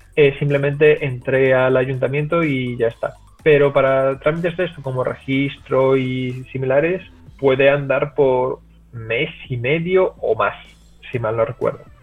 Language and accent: Spanish; Cádiz, Andalusia, Spain; moved away as an adult; also born or lived in Seville; now in Netherlands; yo soy de Cádiz originalmente, pero he pasado, he estado viendo muchos años en Sevilla